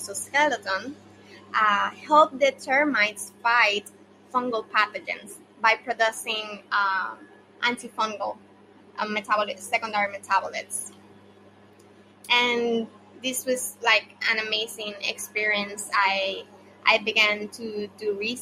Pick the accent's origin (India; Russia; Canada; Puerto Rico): Puerto Rico; Yauco; also born or lived in Ponce, Puerto Rico; now in San Juan, Puerto Rico; I grew up in Yauco, Puerto Rico, but I was born in Ponce.